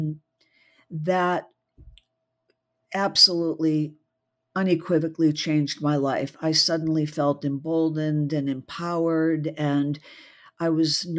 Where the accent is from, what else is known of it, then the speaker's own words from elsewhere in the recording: just outside of Boston, Massachusetts, United States; moved away as an adult; also born or lived in Mississippi; I was born just outside of Boston, so I'm a Yankee through and through